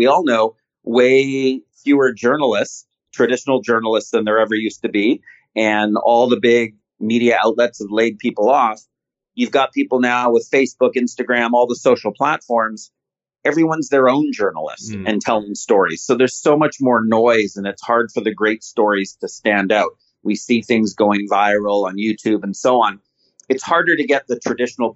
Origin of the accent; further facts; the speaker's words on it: Canada; I'm a Canadian